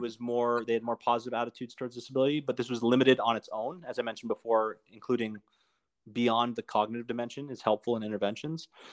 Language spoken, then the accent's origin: English; Canada; I'm from Canada